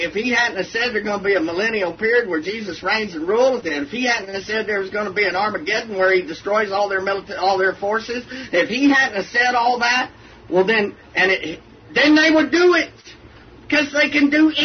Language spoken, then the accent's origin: English; Texas, United States; I'm from Texas